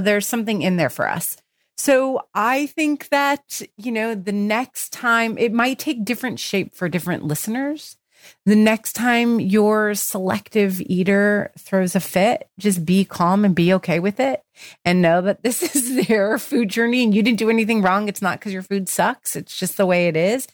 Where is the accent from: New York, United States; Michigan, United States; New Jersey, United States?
New Jersey, United States; I grew up in New Jersey